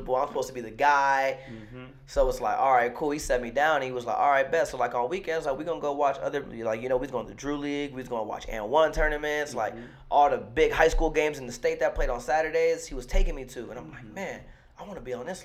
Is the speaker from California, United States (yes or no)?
yes; Delano, California, United States; also born or lived in Bakersfield, California; growing up in Delano, right? So, like, I went to school in Bakersfield.